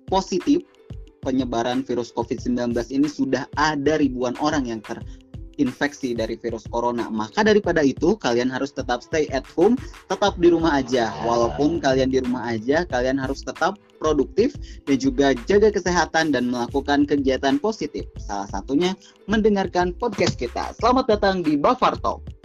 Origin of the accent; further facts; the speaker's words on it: Tasikmalaya, West Java, Indonesia; gue berasal dari Tasikmalaya, Jawa Barat. Tapi sebelumnya sama kayak Akbar, gue adalah mahasiswa anak rantau di Yogyakarta.